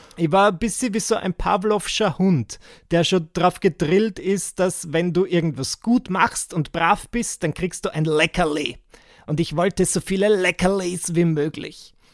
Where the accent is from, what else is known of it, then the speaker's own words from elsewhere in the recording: Burgenland, Austria; moved away as an adult; now in Vienna, Austria; in der Gegend gern hätte, wo ich geboren wurde. Das ist so im Burgenland. Und wenn du mir das gesagt hättest mit achtzehn, dass ich je wieder dorthin ziehen würde, wo ich herkomme